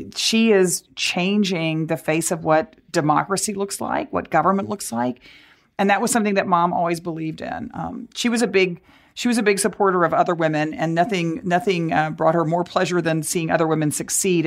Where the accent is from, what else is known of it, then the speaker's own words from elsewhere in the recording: Dallas, Texas, United States; I grew up in Texas as I and as I said, growing up in Dallas